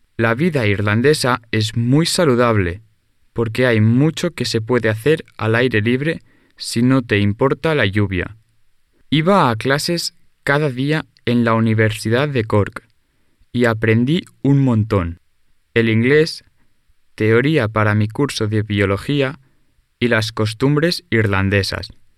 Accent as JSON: {"language": "Spanish", "town": "Carmona", "region": "Andalusia", "country": "Spain", "said": "Yo soy de un pueblo pequeño en Andalucía, que se llama Carmona."}